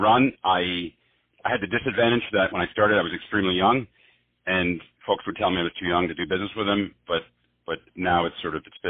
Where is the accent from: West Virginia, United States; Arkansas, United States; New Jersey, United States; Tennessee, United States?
New Jersey, United States; also born or lived in Barcelona / South America; I grew up in New Jersey, about in a town about 6 miles away from New York City.